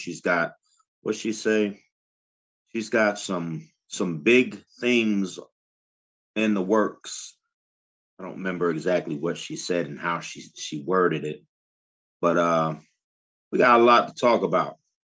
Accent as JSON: {"language": "English", "town": "Chicago", "region": "Illinois", "country": "United States", "tie": "born or raised there", "said": "We got a native Chicagoan, my hometown"}